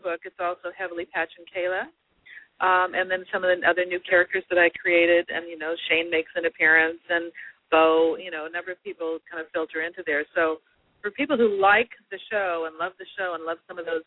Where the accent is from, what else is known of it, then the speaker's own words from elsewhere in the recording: Los Angeles, California, United States; I was born in Los Angeles and I was in the shadow of Disneyland